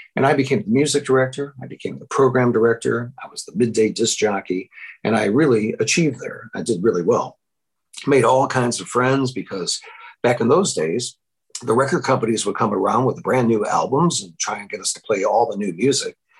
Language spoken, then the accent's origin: English; Wilmette, Illinois, United States; moved away as an adult; also born or lived in Iowa; I grew up in Wilmette and I moved back into my parents' house in uh, Wilmette in July of 1985 without a job